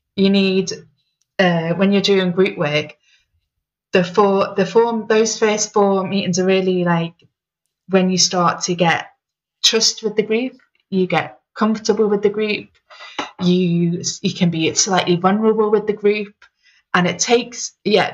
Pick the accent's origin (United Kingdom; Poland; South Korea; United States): United Kingdom; Liverpool, North West England; moved away; I'm originally from Liverpool.